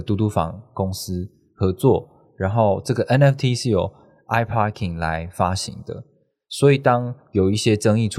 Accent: Taipei, Taiwan; 我是看我是台北，我是台北人，然后我看到台北这么多的站点

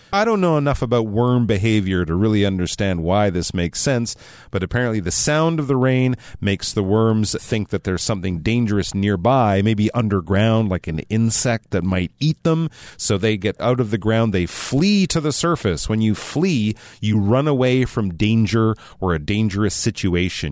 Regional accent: Canada; I'm Canadian

